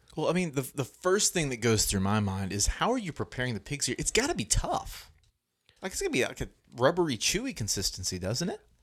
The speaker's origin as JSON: {"language": "English", "region": "Arkansas", "country": "United States", "said": "we're from Arkansas"}